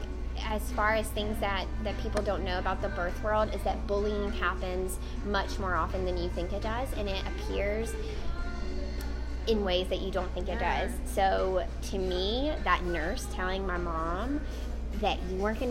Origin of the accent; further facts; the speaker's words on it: Mississippi, United States; moved away; I'm from Mississippi, and so a lot of my friends are down south